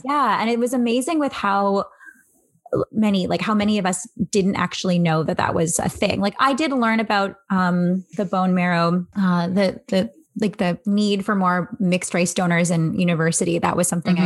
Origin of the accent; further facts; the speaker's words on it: Angus, Ontario, Canada; also born or lived in Barrie, Ontario; now in Toronto, Canada; I was born in Barrie, Ontario, moved to Angus, Ontario